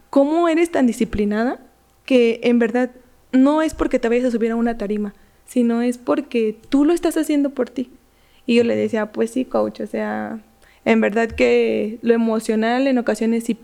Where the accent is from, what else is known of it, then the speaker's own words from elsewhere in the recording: Michoacán, Mexico; Soy de Michoacán, entonces.